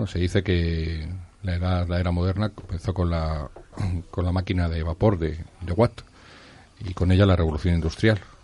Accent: Madrid, Community of Madrid, Spain; moved away; also born or lived in Barcelona; Yo también soy de Madrid, pero en este caso, esa época me tocó vivirla en Barcelona

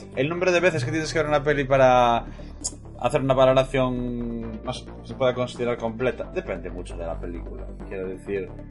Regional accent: Moaña, Galicia, Spain; yo soy de Moaña

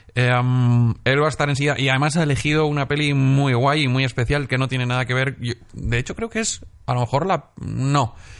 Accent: Benidorm, Valencian Community, Spain; moved away; el Festival de Cine de mi pueblo

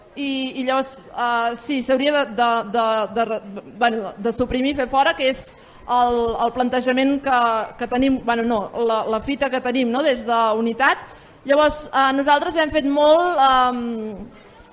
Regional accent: Vic, Catalonia, Spain; jo vinc de, de Vic

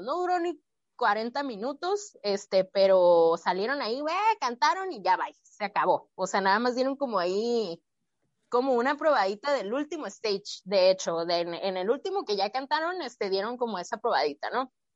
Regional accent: Mexico; como mexicanos somos muy creativos

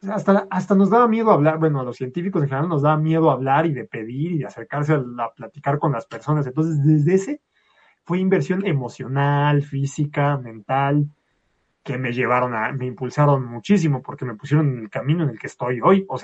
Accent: Mexico City, Mexico; yo soy de Ciudad de México.

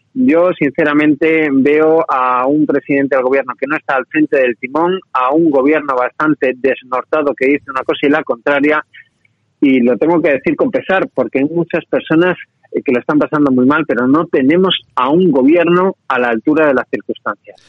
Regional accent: Málaga, Andalusia, Spain; also born or lived in Madrid; yo soy de Málaga, pero paso muchos días en Madrid

